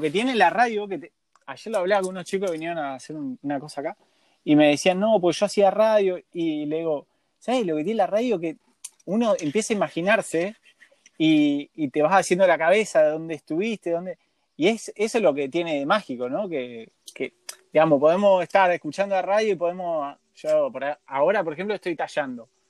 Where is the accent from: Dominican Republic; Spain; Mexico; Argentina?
Argentina